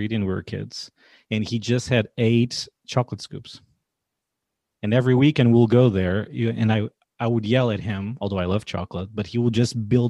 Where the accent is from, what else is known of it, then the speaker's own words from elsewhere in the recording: Portugal; now in Washington, D.C., United States; I'm 33 now